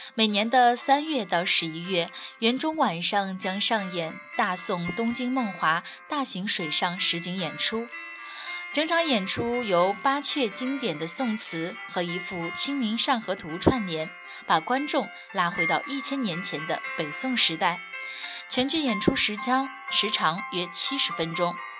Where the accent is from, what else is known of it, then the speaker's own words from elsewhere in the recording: Henan, China; 我的家乡在河南，我生活、工作的地方在郑州